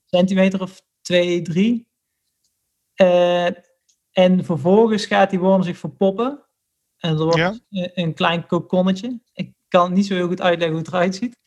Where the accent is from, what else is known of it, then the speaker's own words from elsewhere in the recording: Middelbeers, North Brabant, Netherlands; moved away as an adult; also born or lived in Nijmegen; ik kom dus uit Middelbeers. En vroeger, wij woonden vroeger in een bos